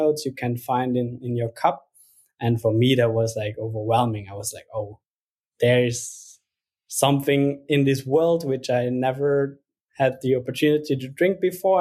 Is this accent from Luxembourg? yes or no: yes; Luxembourg; moved away as an adult; now in Berlin, Germany; I'm originally from Luxembourg